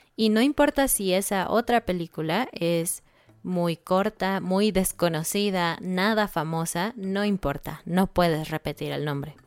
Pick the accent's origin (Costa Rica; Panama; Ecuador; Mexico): Mexico; obviamente somos mexicanos y pensamos que el español de México es el mejor